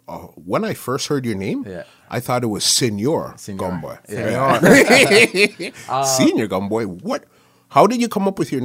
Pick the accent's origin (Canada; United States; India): Canada; I guess because we're Canadian